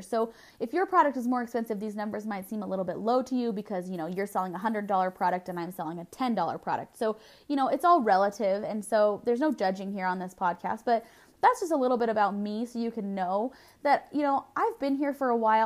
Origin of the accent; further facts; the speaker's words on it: Southern California, United States; I was born and raised in Southern California